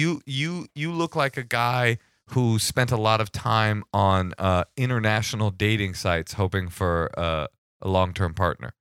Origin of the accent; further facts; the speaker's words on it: the Bay Area, California, United States; I'm from the Bay.